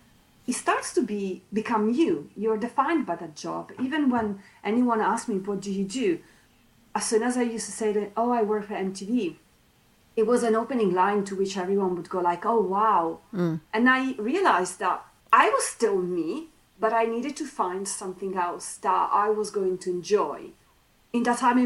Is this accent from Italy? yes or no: yes; Italy; English is a second language; moved away as an adult; now in United Kingdom; somebody who came from Italy, you know, coming to the UK was my very first time abroad